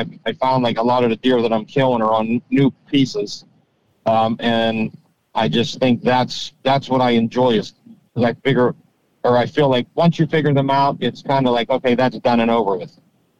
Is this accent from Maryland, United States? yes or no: no; Pittsburgh, Pennsylvania, United States; I grew up near Pittsburgh, just south of Pittsburgh, kind of whitetail hunting, whitetail in general, kind of had me at an early age